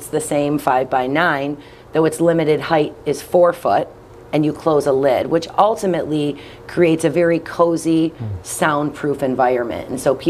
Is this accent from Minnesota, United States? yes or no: no; Buffalo, New York, United States; born or raised there